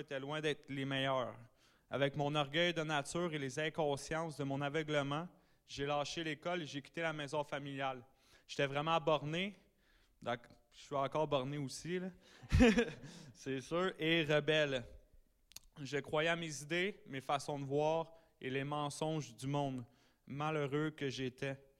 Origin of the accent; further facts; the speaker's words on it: Sainte-Adèle, Quebec, Canada; je viens de Saint-Adèle dans les Laurentides